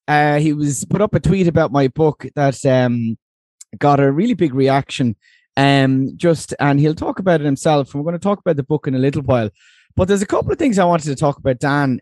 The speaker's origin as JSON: {"language": "English", "town": "Tramore", "region": "Munster", "country": "Ireland", "said": "I come from Tremor in Waterford."}